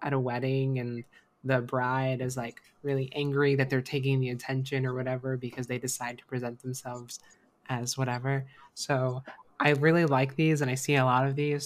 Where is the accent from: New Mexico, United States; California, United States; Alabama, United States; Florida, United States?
Florida, United States; Florida. So this is my home state